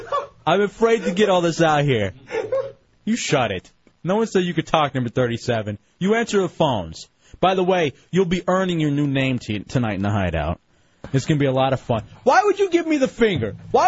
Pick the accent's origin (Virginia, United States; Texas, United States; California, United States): Texas, United States; Dallas; I'm from Dallas, Texas, and this was in the Fort Worth Star-Telegram, because occasionally I'll check in the hometown newspaper